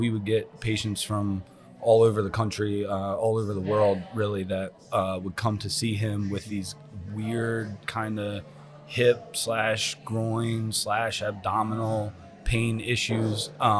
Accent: Berks County, Pennsylvania, United States; moved away as an adult; also born or lived in Philadelphia, Pennsylvania; now in Audubon, New Jersey, United States; I grew up in Berks County, PA.

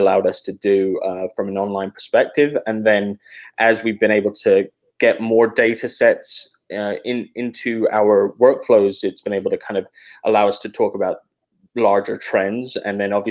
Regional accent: England, United Kingdom; also born or lived in Atlanta, United States; now in Oakland, United States; So I'm originally from England. And then when I moved to the US, I moved to Atlanta with my family.

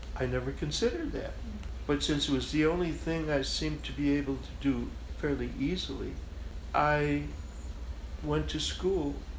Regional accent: Chicago, Illinois, United States; the way I grew up in Chicago, on the west side of Chicago

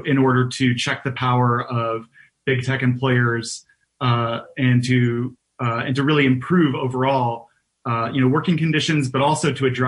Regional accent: Detroit, Michigan, United States; moved away as an adult; now in New York, United States; I'm not originally from New York. I am originally from Detroit.

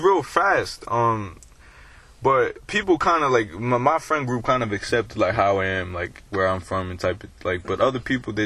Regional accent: Bay Shore, New York, United States; moved away

